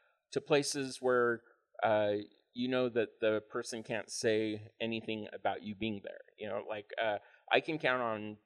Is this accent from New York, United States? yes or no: no; Utah, United States; also born or lived in Los Angeles; I'm from Utah